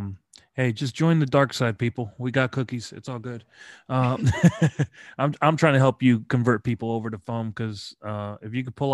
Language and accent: English; United States; accent: American; because of my American pronunciations, I probably butcher a lot of things.